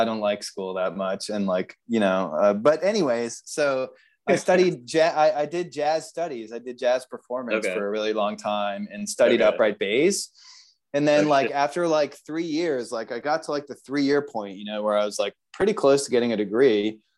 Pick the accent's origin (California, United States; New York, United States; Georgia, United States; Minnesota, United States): Georgia, United States; Atlanta; moved away as an adult; also born or lived in Canada / Worcester, Massachusetts / Naples, Florida; now in Buenos Aires, Argentina; Atlanta is where I was, like, you know, spent the most time, really, you know, kind of grew up there. I went to high school there